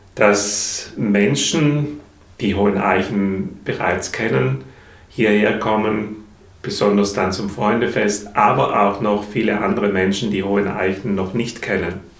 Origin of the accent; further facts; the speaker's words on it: South Tyrol, Trentino-Alto Adige, Italy; moved away as an adult; now in Dresden, Germany; Ich komme ursprünglich aus Südtirol, bin ein sehr naturverbundener Mensch, von Kindheit